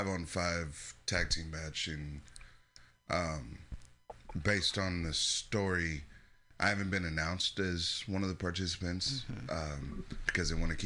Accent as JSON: {"language": "English", "country": "United States", "moved": "yes", "said": "I'm from Washington."}